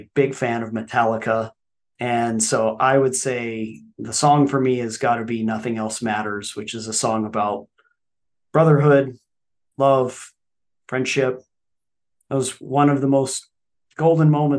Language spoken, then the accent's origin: English; New Mexico, United States; I'm from New Mexico